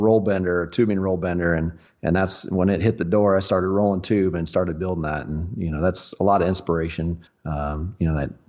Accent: Southlake, Texas, United States; I was born and raised here in the Dallas Fort Worth area, right in between, or kind of right in the middle. Little town called Southlake.

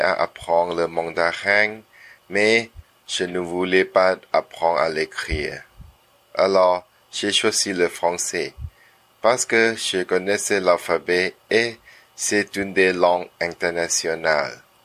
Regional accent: Thailand; French is a second language; moved away as an adult; also born or lived in Bangkok; now in Pompano Beach, United States; je suis thaïlandais, mais maintenant j'habite à Pampano Beach.

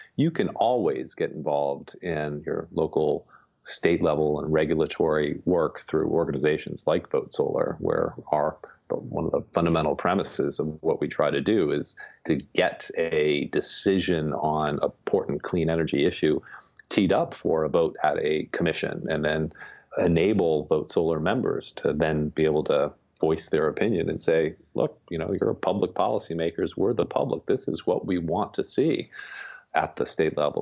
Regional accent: Miami, Florida, United States; moved away; I grew up in Miami

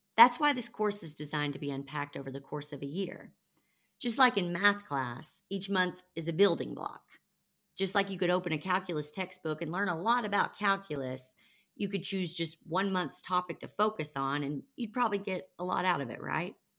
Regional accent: the Bible Belt, United States; I grew up in the Bible Belt

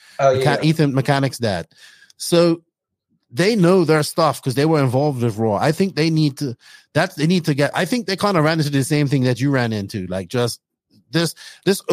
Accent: Bermuda; moved away; I'm from Bermuda originally

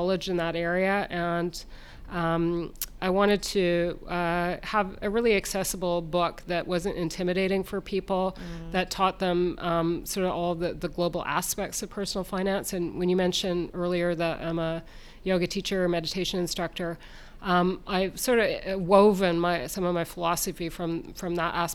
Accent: Ontario, Canada; moved away as an adult; also born or lived in Ottawa, Canada / Western Canada / Ireland; now in New Zealand; I was born in Canada, Ontario to be specific

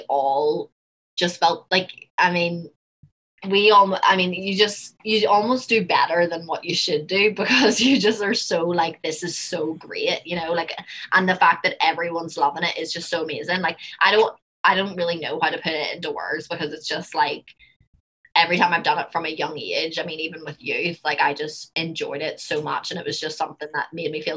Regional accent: Belfast, Northern Ireland, United Kingdom; accent: Belfast; moved away as an adult; now in United States; my Belfast accent

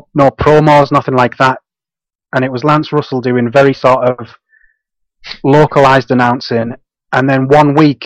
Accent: Guisborough, North East England, United Kingdom; I'm from a little town called Gisborough. It's about 20-30 minutes from Middlesbrough in the northeast.

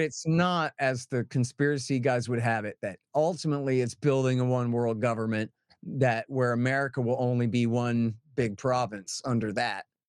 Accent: Austin, Texas, United States; I'm from Austin, where people are mostly Democrats

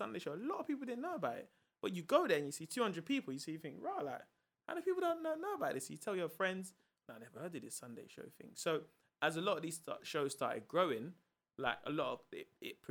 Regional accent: London, United Kingdom; also born or lived in Peckham; I'm from South London. I live in Peckham

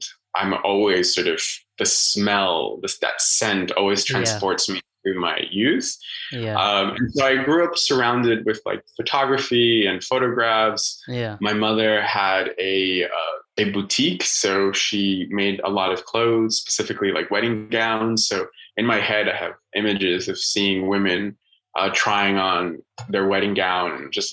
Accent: Bogota, Colombia; now in United States; I was born in Bogota, which is right in the center, and it's quite springtime weather. So it doesn't get very hot and it doesn't get freezing. So I grew up in like scarf, sweater, jacket kind of weather.

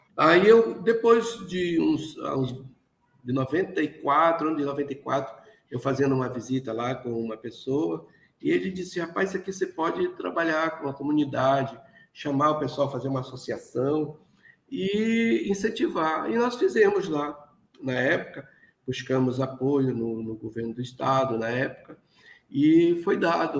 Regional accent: Oiapoque, Amapá, Brazil; desde a minha infância, porque eu sou daqui mesmo do Oiapoque, que é no estado do Amapá, lá no, da comunidade de Vila Velha, do Rio Caciporé

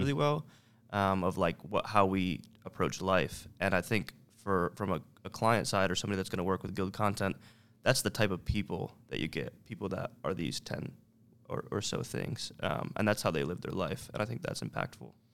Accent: Syracuse, New York, United States; born and raised in Syracuse, New York

